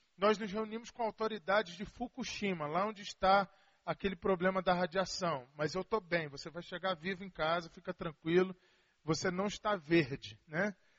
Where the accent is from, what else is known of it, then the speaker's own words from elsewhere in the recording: Rio de Janeiro, Brazil; also born or lived in Belo Horizonte; now in Vila Velha, Brazil; Eu sou carioca